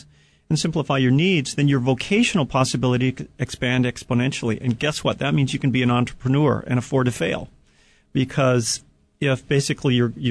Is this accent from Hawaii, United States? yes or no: yes; Hawaii, United States; as an American and a resident of Hawaii